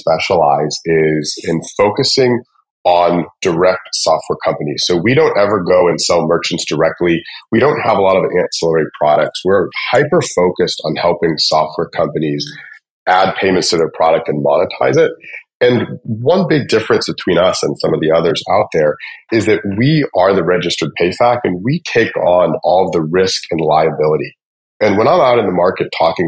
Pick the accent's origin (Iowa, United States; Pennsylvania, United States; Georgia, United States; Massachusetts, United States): Georgia, United States; just outside of Atlanta; I grew up just outside of Atlanta, Georgia, and went to school at Georgia Tech, and have basically lived in the Atlanta area since then